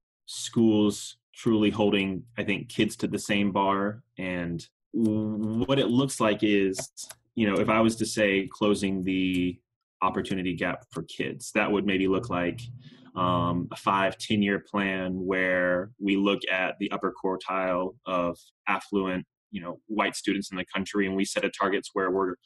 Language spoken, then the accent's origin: English; Raleigh, North Carolina, United States; now in Houston, United States; Before I was in Houston, I grew up in North Carolina. I'm from Raleigh